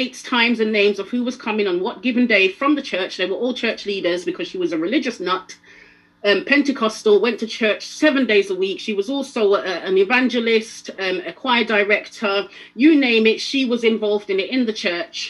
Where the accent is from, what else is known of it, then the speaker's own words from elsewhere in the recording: London, United Kingdom; also born or lived in Jamaica; I'm not from Sheffield, I'm from London